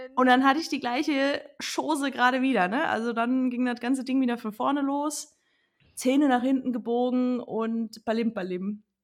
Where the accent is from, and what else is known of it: Rhineland-Palatinate, Germany; accent: Palatinate dialect (Pfälzisch)